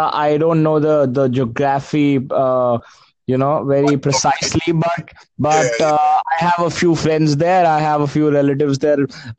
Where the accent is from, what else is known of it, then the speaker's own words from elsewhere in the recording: India; I'm from India.